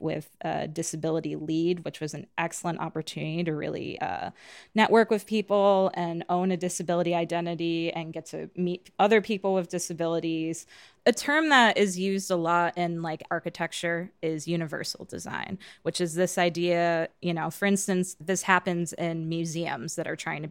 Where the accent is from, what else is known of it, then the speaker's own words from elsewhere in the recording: western Chicago suburbs, Illinois, United States; now in Chicago, United States; I'm originally from the West Suburbs